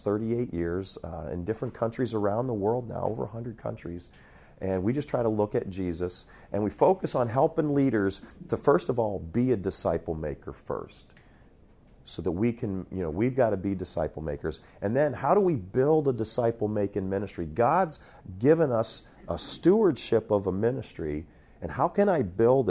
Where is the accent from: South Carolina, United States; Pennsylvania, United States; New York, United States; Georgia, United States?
Pennsylvania, United States; moved away as an adult; also born or lived in Ohio / Montana; I grew up in Pennsylvania, was youth pastor in Ohio, planted a church in Montana